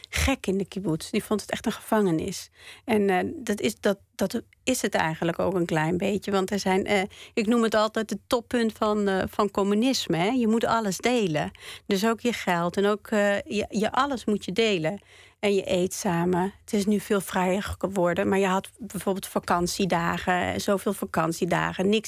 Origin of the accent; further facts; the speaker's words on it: Northern District, Israel; Want ik kom uit het noorden van Israël en daar is het heel erg groen.